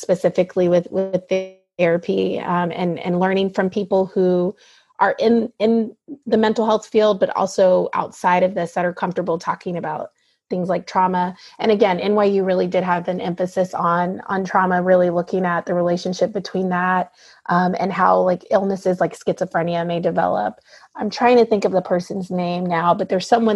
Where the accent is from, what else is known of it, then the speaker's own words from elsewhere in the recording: the South, United States; moved away as an adult; I grew up in the South and was really surrounded by people who looked like me